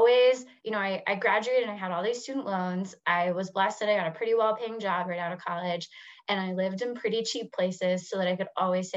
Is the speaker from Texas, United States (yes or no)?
yes; Houston, Texas, United States; moved away as an adult; also born or lived in Washington, D.C.; I'm from Houston